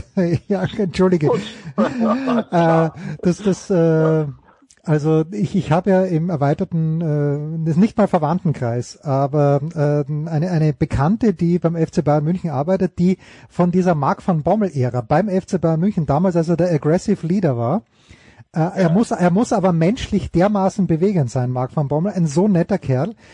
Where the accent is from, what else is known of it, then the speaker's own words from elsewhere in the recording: Austria; als Österreicher